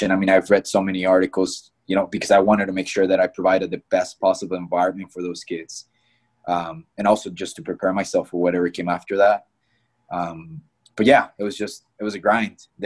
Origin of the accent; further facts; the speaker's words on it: Midwest, United States; growing up in the Midwest, I think one of the biggest things that you hear about is Creighton soccer camps, right?